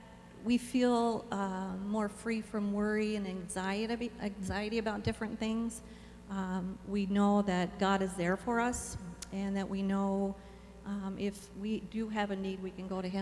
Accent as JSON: {"language": "English", "region": "Minnesota", "country": "United States", "moved": "yes", "lives_now": "Nebraska, United States", "said": "I'm originally from Minnesota."}